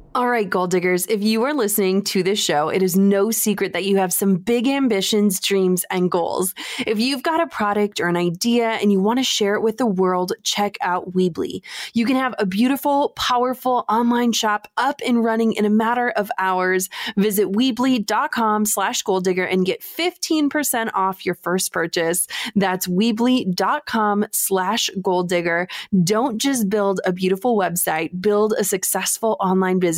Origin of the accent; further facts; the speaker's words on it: Duluth, Minnesota, United States; moved away; I am moving back home. That's right. We are packing up a moving truck and making the hundreds of miles of drive back to my hometown of Duluth, Minnesota.